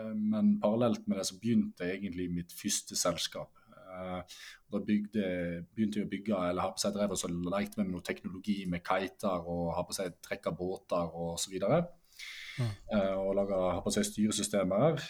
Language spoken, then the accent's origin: Norwegian; Norway; Norseman rett utenfor døra der jeg vokste opp og går hjemme